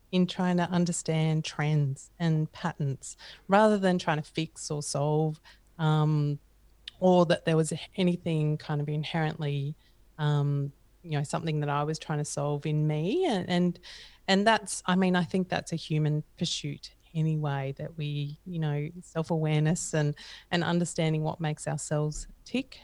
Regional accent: mid-north coast of New South Wales, Australia; also born or lived in Mildura, Victoria; I was only there for a couple of years, and then we moved up to the mid-north coast of New South Wales, a small town called Yeronga.

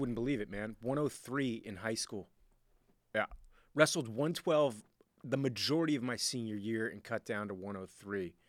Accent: Miami, Florida, United States; I was born and raised in Miami, Florida

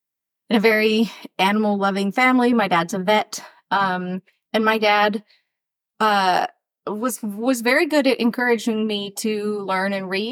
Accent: West Texas, United States; also born or lived in Chicago, Illinois; I grew up outside Chicago, but also in West Texas, where I'm from. And so there was rattlesnakes on the farm in West Texas

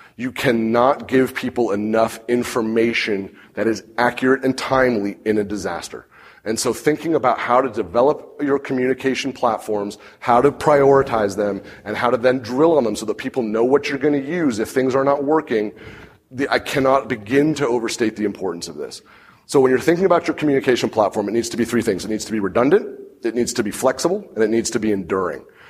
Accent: Santa Rosa, California, United States; It's where I grew up.

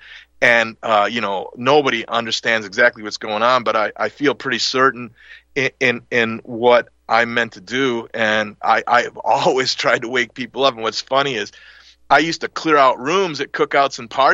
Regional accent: Milwaukee, Wisconsin, United States; we moved from the Italian part of Milwaukee into the center of it to get a bigger house and go to another different Catholic school

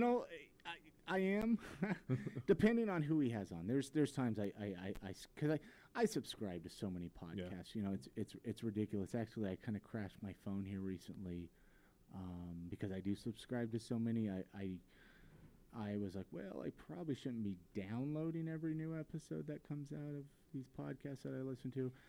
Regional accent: Ventura, California, United States; now in Salt Lake City, United States; we're both from Ventura, California

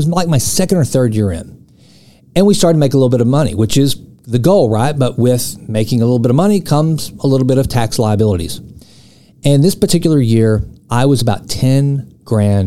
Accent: East Texas, United States; I'm from East Texas. Tires and wheels are a big deal around here

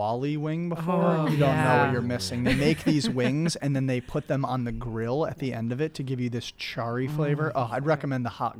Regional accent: West Coast, United States; now in Daytona Beach, United States; I'm from the West Coast, and so that's where I went to school

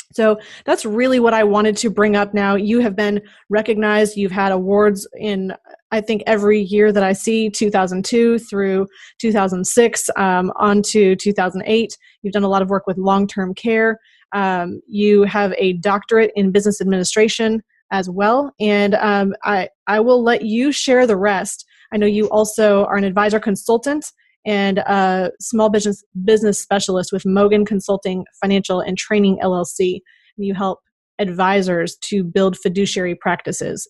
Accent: Minnesota, United States; I am from Minnesota

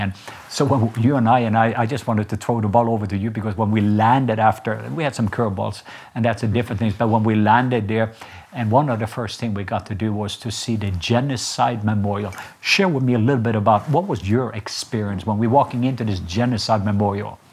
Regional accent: Norway; now in United States; I'm Norwegian

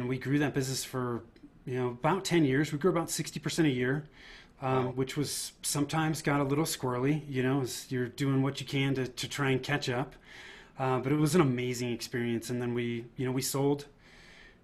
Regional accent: Northern California, United States; moved away as an adult; now in Denver, United States; I was born and raised in Northern California. Now I live in the Denver, Colorado area

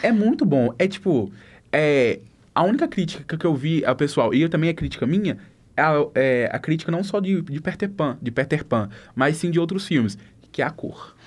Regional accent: interior of Minas Gerais, Brazil; eu não sou de BH, gente, eu sou mais da, do interior

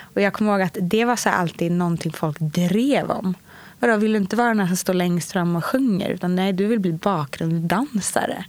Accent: Stockholm, Stockholm County, Sweden; Jag är uppväxt på Östermalm i Stockholm hos min mamma och pappa

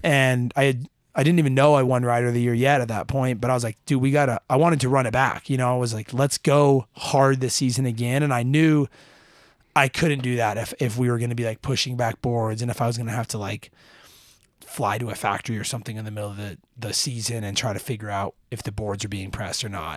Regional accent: Utah, United States; so super fortunate to grow up in a place like Utah

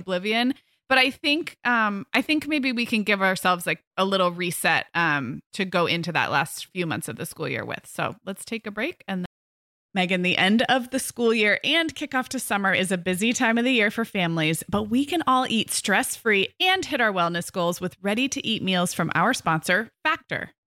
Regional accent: Santa Barbara, California, United States; moved away; we moved our family um up to back to my hometown in july

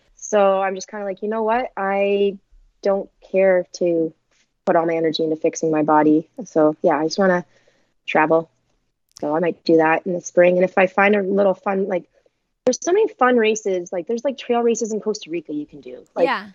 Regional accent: Canada; being Canadian

